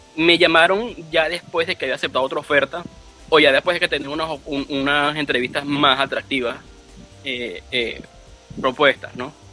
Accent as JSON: {"language": "Spanish", "country": "Venezuela", "moved": "as an adult", "lives_now": "United States", "said": "como venezolano"}